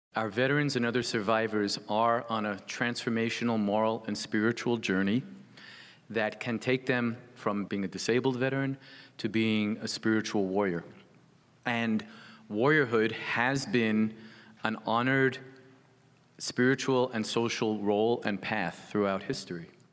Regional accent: United States; I'm an American

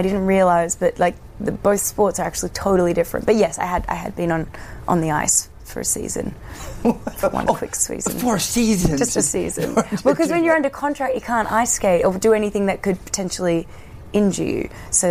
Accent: Australia; forget that I'm Australian.

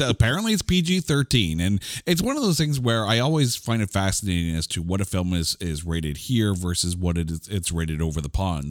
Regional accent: Canada; as a Canadian

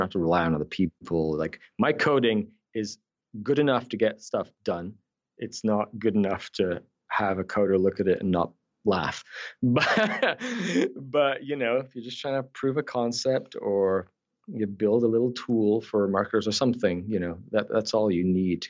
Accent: Scotland, United Kingdom; accent: Scottish Canadian; also born or lived in Newcastle, United Kingdom; I was actually born in the north of England. I'm a Geordie, Newcastle, but I moved to Scotland when I was 10.

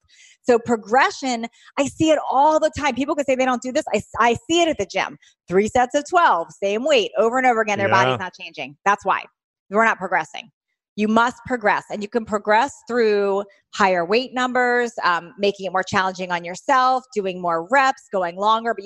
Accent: Washington, District of Columbia, United States; moved away as an adult; now in California, United States; Originally from Washington, D.C. area.

